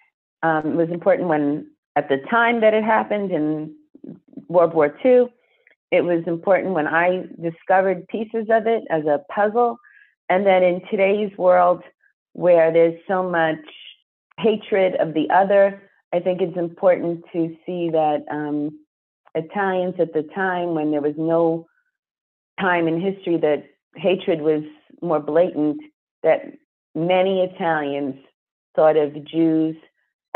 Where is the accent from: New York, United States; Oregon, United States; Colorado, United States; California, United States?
New York, United States; Jericho; also born or lived in Queens, New York; they bought a house in a town called Jericho